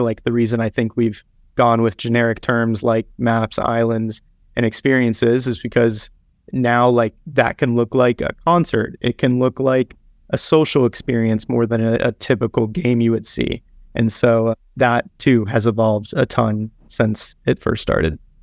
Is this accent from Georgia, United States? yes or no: no; South Florida, United States; moved away; I grew up in South Florida